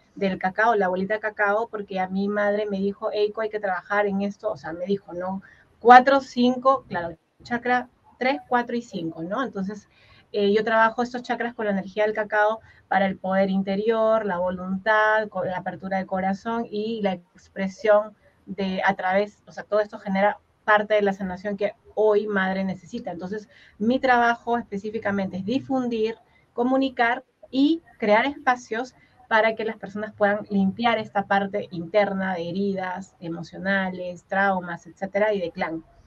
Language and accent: Spanish; Huaral, Lima, Peru; en Guaral, que es donde yo nací